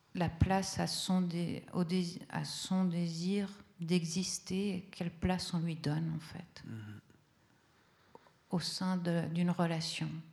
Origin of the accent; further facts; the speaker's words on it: Italy; first language Italian; French is a second language; moved away; l'italien, c'est ma langue euh, d'enfant